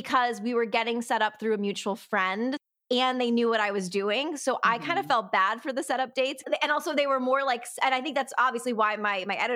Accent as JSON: {"language": "English", "region": "Connecticut", "country": "United States", "also_born_or_lived": "New York City", "moved": "as an adult", "lives_now": "Los Angeles, United States", "said": "I'm from Connecticut, so we're close to New York City"}